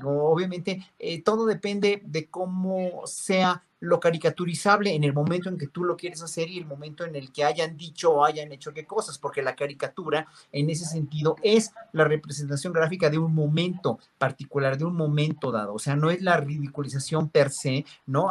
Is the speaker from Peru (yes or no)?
no; Mexico; somos los mexicanos